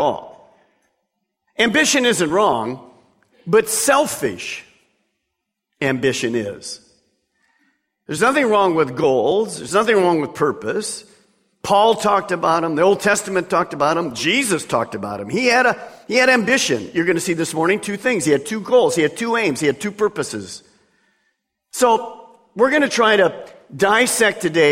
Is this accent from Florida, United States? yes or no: no; Detroit, Michigan, United States; growing up in Detroit